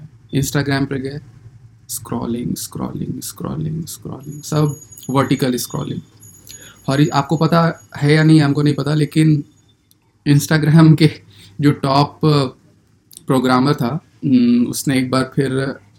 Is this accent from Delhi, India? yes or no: no; Bihar, India; बिहार के हैं पटना में रहते हैं